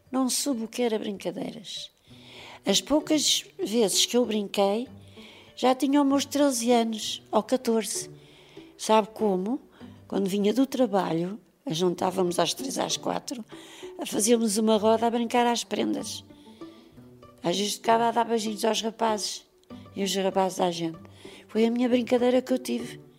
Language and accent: Portuguese; Lisbon, Portugal; Eu nasci na Travessa de Foi é aí que eu nasci. Saí de lá com seis anos. Vim para a Calçada dos Cavaleiros abaixo, até que morei ali muitos anos na Calçada dos Cavaleiros.